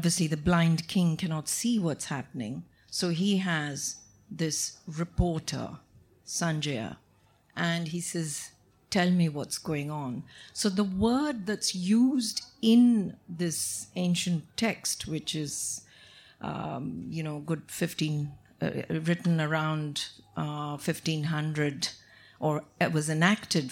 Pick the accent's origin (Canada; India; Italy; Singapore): India; South India; English is a second language; I'm from the South.